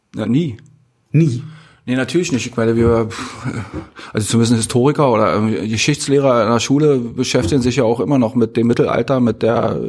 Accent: East Germany, Germany; born or raised there

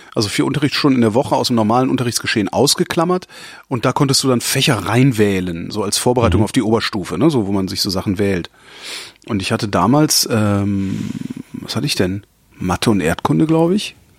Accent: Cologne, North Rhine-Westphalia, Germany; Ich bin halt Kölner und wir waren halt damals Kölner, wir haben halt Kölsch getrunken

